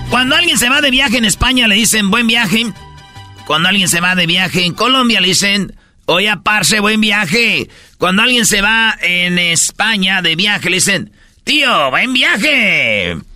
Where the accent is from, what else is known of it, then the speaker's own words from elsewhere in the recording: Mexico; Somos México